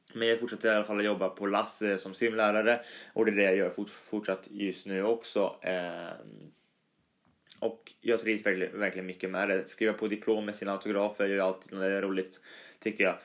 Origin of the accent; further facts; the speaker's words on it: Östergötland, Sweden; accent: Östgötska; min dialekt östgötska är ju lite sådär rolig och bunnig